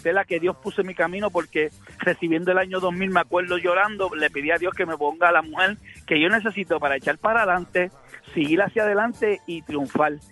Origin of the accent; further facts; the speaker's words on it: Hartford, Connecticut, United States; born there; yo fui el que nací en Hartford, Connecticut.